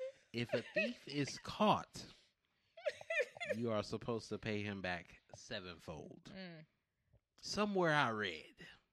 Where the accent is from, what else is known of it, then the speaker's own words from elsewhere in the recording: West Coast, United States; Maybe that's just because I grew up on the West Coast and people felt a little bit more free to speak on these things.